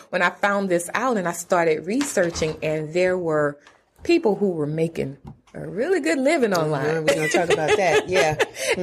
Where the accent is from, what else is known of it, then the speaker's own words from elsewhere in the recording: South Carolina, United States; moved away as an adult; also born or lived in Atlanta; So I am originally from South Carolina, mm-hmm. a rural area in South Carolina.